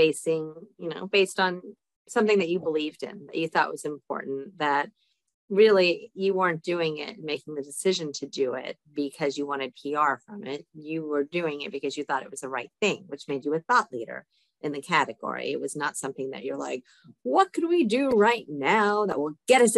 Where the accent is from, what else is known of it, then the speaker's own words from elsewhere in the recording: Dallas, Texas, United States; I'm from Dallas, Texas.